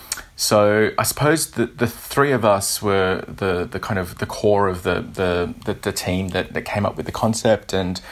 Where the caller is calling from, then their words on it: Sydney, New South Wales, Australia; So I'm calling from Sydney, Australia.